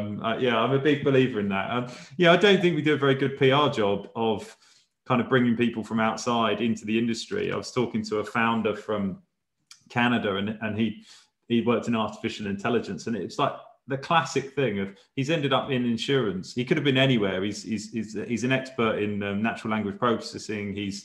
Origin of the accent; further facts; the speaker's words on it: Chelmsford, East of England, United Kingdom; I'm from Chelmsford in Essex